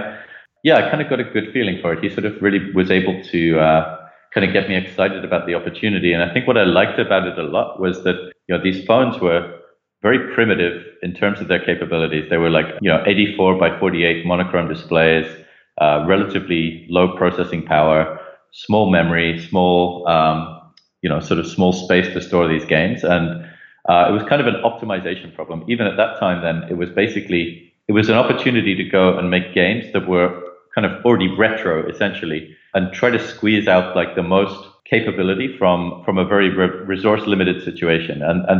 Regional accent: Leicester, East Midlands, United Kingdom; accent: generic; So I grew up in the UK. You might not be able to tell that from my accent, which has got a lot more sort of generic over the years. But I grew up in a little village like shortly outside of a city called Leicester in the United Kingdom.

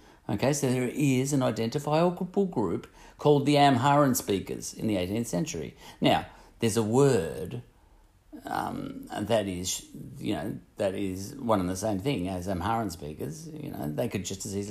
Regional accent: Australia; I'm an Australian

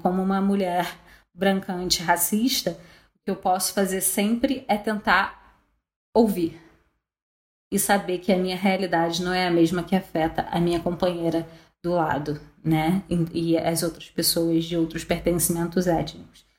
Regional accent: Brazil; a gente como brasileira

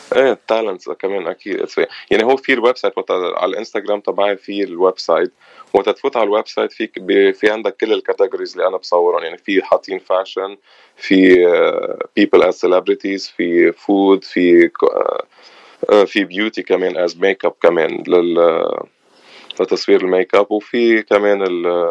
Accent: Batroun, North Governorate, Lebanon; moved away as an adult; now in Los Angeles, United States; انا من من البترون

